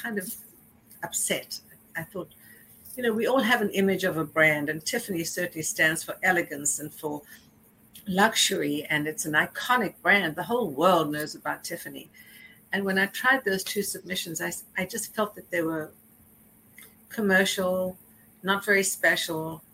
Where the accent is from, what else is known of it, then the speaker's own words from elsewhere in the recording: South Africa; also born or lived in Johannesburg; now in New York City, United States; growing up in South Africa that I would be living in New York